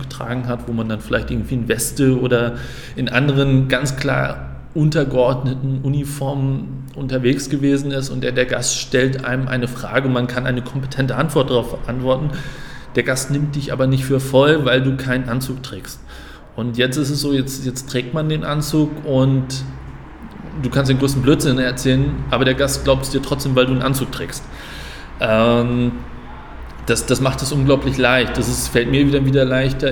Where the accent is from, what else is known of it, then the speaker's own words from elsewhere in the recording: Flensburg, Schleswig-Holstein, Germany; moved away as an adult; now in Frankfurt, Germany; ich bin gebürtiger Flensburger